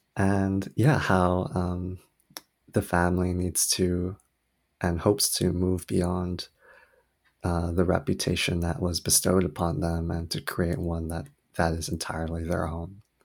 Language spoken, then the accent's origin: English; Oahu, Hawaii, United States; also born or lived in South Korea; I was born in South Korea and raised on the island of Oahu, Hawaii, where my family immigrated when I was really young.